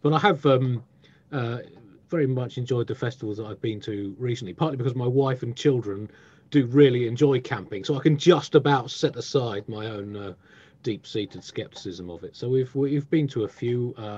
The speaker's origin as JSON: {"language": "English", "town": "Tunbridge Wells", "region": "South East England", "country": "United Kingdom", "tie": "born or raised there", "said": "I grew up in Tunbridge Wells"}